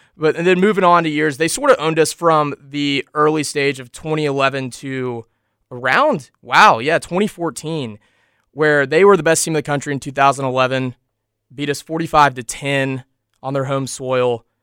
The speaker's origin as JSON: {"language": "English", "region": "Kentucky", "country": "United States", "moved": "yes", "said": "my hometown, Kentucky"}